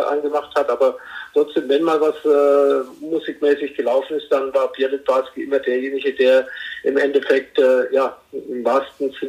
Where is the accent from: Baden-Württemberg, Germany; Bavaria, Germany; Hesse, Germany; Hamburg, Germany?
Bavaria, Germany; Herzogenaurach; äh, wie viele wissen, äh, bin ich in Herzogenaurach aufgewachsen. Da gibt es zwei Sportschuhfabriken.